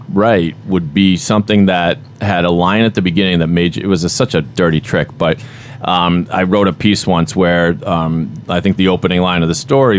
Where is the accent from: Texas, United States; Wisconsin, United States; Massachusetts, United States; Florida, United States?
Massachusetts, United States; Boston; accent: Boston; Now I'm losing my own Boston accent.